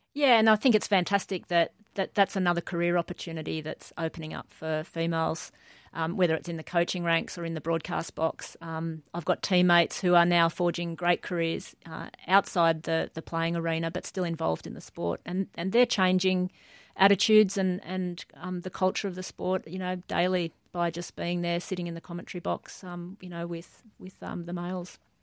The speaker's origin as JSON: {"language": "English", "town": "Newcastle", "region": "New South Wales", "country": "Australia", "tie": "born or raised there", "said": "grew up uh, mainly in Newcastle. So before that, my um, a couple of country towns in New South Wales"}